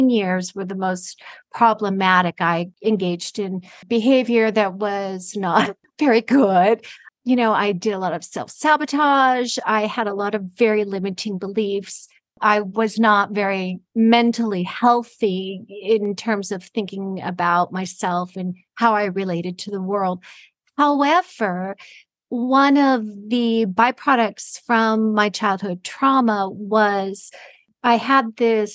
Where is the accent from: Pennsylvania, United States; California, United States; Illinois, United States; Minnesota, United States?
California, United States; Los Angeles; moved away; I'm originally from California, from Los Angeles